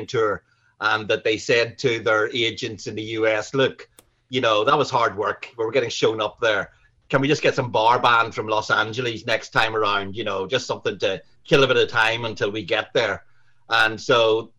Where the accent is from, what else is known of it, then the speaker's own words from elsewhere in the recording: Newcastle, Northern Ireland, United Kingdom; now in London, United Kingdom; I'm from Northern Ireland